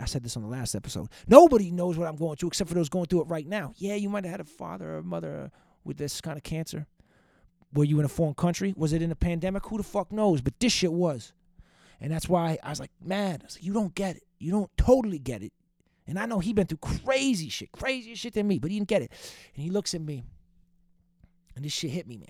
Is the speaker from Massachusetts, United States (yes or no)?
yes; Boston, Massachusetts, United States; Old Dirty Boston? That's a great podcast from my hometown